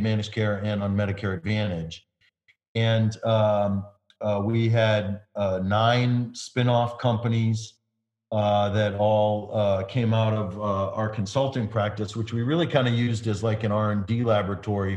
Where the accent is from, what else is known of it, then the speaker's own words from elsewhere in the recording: Detroit, Michigan, United States; moved away as an adult; now in Washington, D.C., United States; my hometown congressman from Detroit, John Conyers Jr.